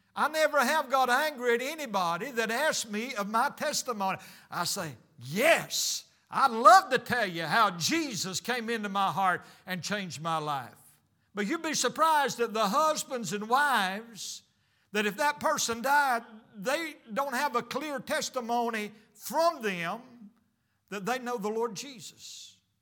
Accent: United States; I'm American

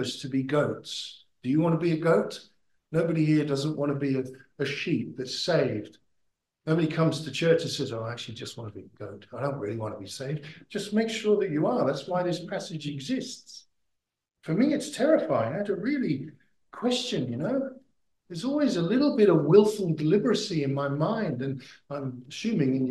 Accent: United Kingdom; moved away as an adult; now in Australia; I'm from Britain

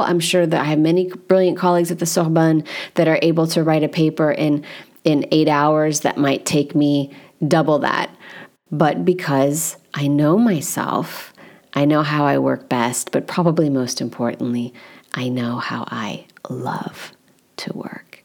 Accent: United States; as an American

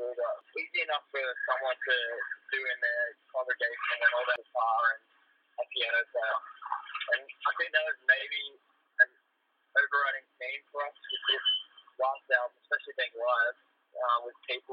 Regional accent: Australia; being Australian

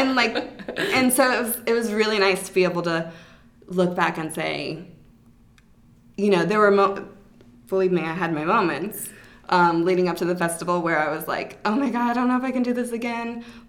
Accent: Atlanta, Georgia, United States; I grew up in Atlanta, so I have my mm-hmm. childhood friends

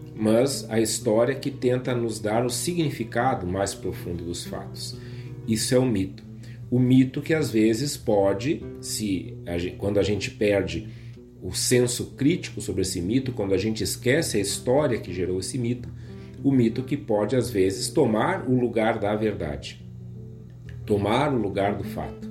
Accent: Rio Grande do Sul, Brazil; nossa maneira de nos entendermos como gaúchos aqui do sul do Brasil

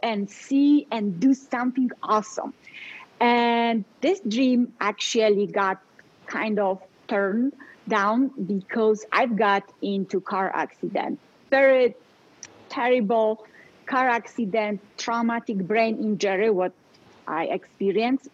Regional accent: Poland; English is a second language; moved away as an adult; now in Colorado, United States; I was born and raised in Poland

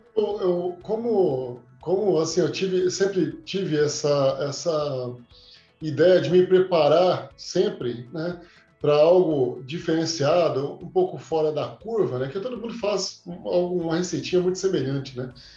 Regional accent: Três Corações, Minas Gerais, Brazil; moved away as an adult; also born or lived in Anápolis / Aparecida de Goiânia; now in Goiânia, Brazil; Eu sou, eu sou de Minas, sou mineiro, sou de Três Corações, terra do Pelé

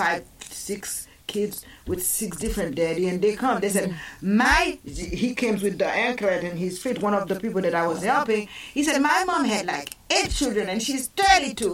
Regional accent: Haiti; also born or lived in Massachusetts; now in Savannah, United States; I grew up in Haiti

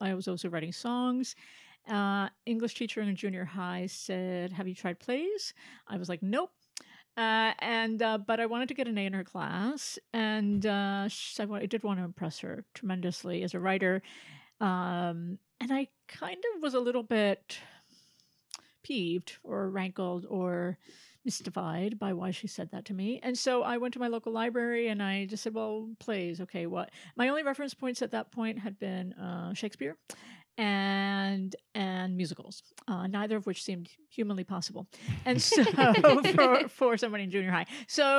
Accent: Philadelphia, Pennsylvania, United States; born there; also born or lived in North Carolina / Florida / Bethlehem / Miami; Born in Philadelphia. I grew up mostly on the eastern seaboard, North Carolina, Florida, Bethlehem, PA, Miami, brief detour in Salt Lake, and then New Jersey.

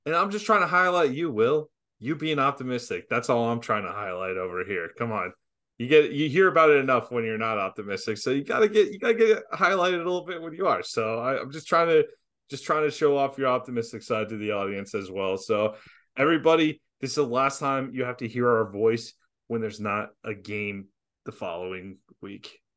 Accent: Jacksonville, Florida, United States; I grew up in Jacksonville

